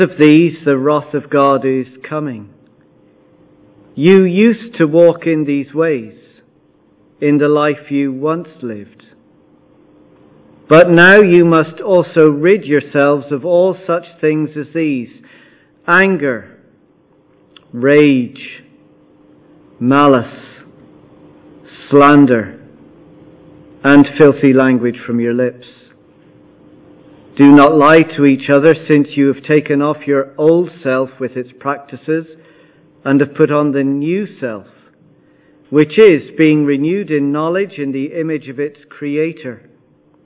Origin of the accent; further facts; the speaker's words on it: Ireland; I'm Irish, I'm a husband, I'm a father, I'm a pastor, I'm a Munster supporter